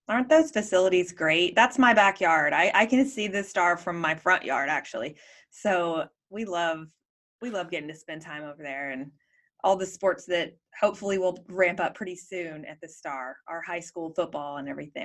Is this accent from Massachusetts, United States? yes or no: no; Waco, Texas, United States; moved away; we lived in Waco, we're from Waco